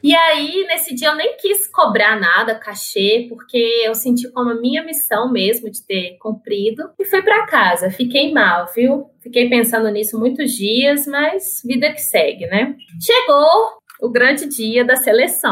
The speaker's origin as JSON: {"language": "Portuguese", "region": "São Paulo", "country": "Brazil", "tie": "born or raised there", "said": "eu cresci em São Paulo"}